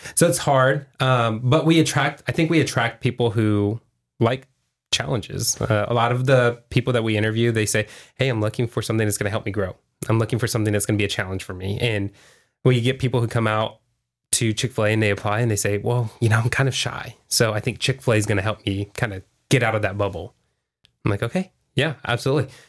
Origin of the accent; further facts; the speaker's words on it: Houston, Texas, United States; now in Vista, United States; I'm from Houston